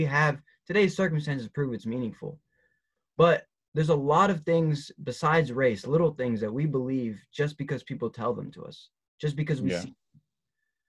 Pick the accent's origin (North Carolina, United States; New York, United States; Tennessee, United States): Tennessee, United States; I'm just from Tennessee